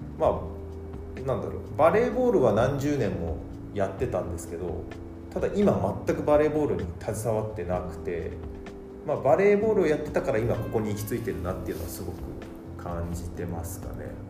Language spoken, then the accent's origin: Japanese; Yokohama, Kanagawa, Japan; 僕地元が横浜なんですけど